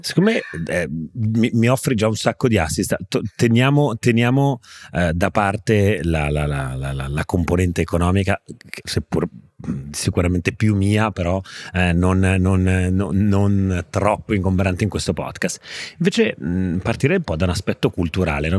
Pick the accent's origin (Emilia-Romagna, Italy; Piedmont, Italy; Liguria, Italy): Liguria, Italy; Genoa; sono un genovese